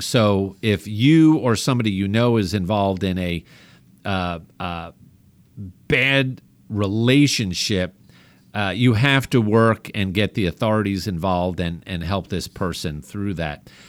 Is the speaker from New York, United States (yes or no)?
yes; New York, United States; accent: New York; as my family makes fun of me with my New York accent